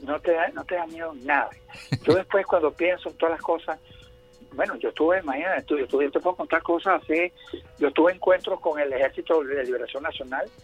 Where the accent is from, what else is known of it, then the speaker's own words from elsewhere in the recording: Venezuela; Solamente dos venezolanos la tenemos, … y yo